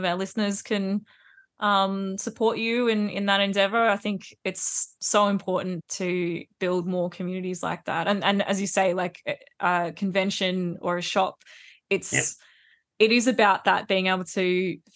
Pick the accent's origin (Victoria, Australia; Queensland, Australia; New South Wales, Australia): Queensland, Australia; born or raised there